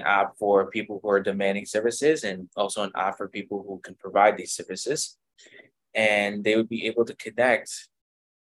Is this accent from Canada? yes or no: yes; Ottawa, Ontario, Canada; moved away as an adult; now in Kingston, Canada; I'm from Ottawa, Ontario